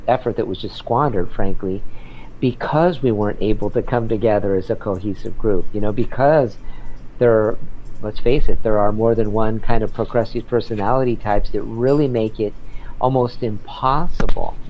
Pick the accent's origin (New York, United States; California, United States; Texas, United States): California, United States; San Diego; now in Los Angeles, United States; I grew up in San Diego, so that's wonderful. I grew up in Point Loma